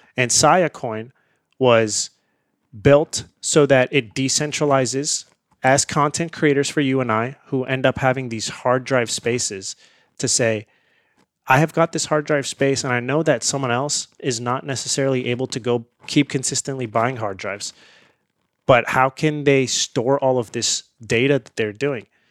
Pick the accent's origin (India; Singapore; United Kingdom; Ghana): India; now in United States; I grew up in India